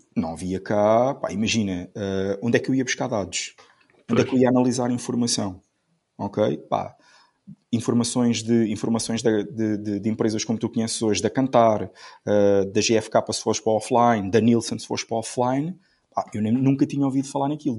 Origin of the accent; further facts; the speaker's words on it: Amarante, Norte, Portugal; Eu sou, eu sou de eu sou de Amarante